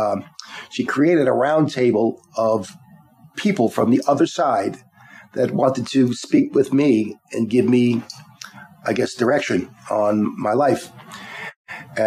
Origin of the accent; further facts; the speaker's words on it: Long Island, New York, United States; I grew up in Long Island